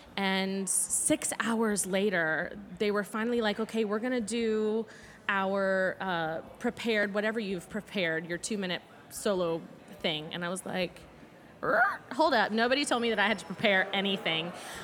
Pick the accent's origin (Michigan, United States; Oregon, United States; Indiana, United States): Indiana, United States; I'm originally from Southern Indiana.